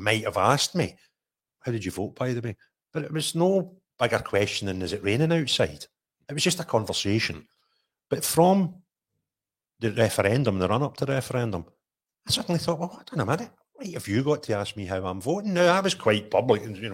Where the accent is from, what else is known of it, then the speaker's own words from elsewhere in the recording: Scotland, United Kingdom; I'm Scottish, happily British. and live in Scotland